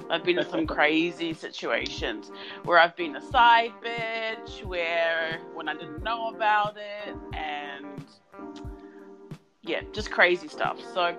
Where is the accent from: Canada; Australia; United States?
Australia; Melbourne, Victoria; I host the podcast What the Fuck, and I'm from Melbourne, Australia.